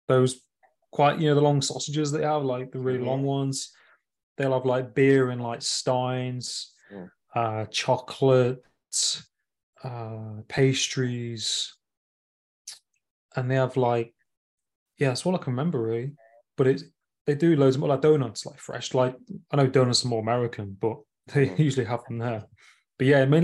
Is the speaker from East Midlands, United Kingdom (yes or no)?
yes; Nottingham, East Midlands, United Kingdom; my hometown in Nottingham, like upcountry in the UK